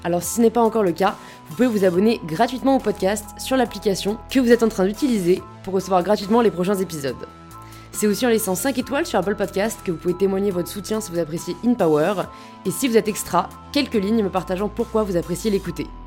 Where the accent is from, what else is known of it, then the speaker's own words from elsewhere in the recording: Le Havre, Normandy, France; T'as vécu où juste en grandissant J'étais au Havre.